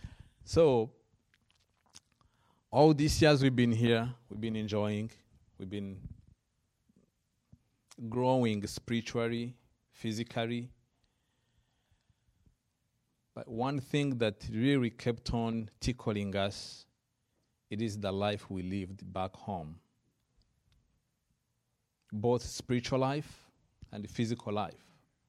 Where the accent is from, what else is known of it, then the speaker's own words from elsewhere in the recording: Rwanda; I am from Rwanda, originally. I was born and grew up in Rwanda.